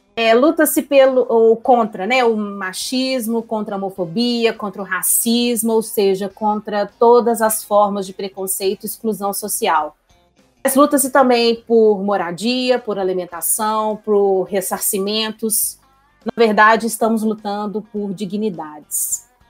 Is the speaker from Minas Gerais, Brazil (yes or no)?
yes; Belo Horizonte, Minas Gerais, Brazil; sou belo-horizontina